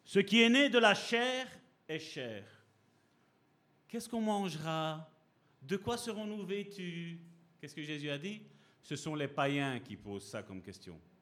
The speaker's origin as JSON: {"language": "French", "country": "Italy", "said": "je suis italien"}